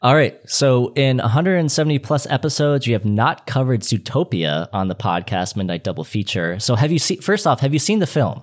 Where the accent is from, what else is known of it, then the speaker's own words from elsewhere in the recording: Saint Paul, Minnesota, United States; I'm actually from Saint Paul, Minnesota